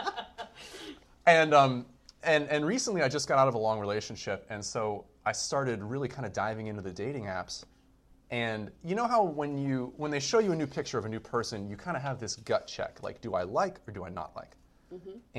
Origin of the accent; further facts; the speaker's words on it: California, United States; I'm a Californian.